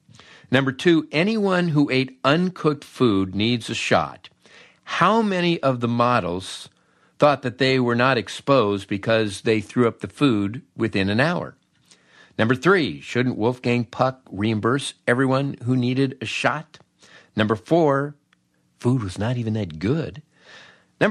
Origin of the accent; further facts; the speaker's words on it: Peoria, Illinois, United States; how could my little station growing up in Peoria have this big elaborate jingle package?